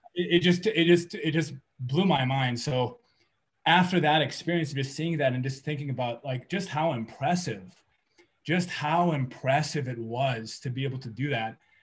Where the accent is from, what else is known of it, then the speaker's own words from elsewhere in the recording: California, United States; moved away as an adult; now in New Mexico, United States; I grew up in California, and that's where I where I spent a lot of my time.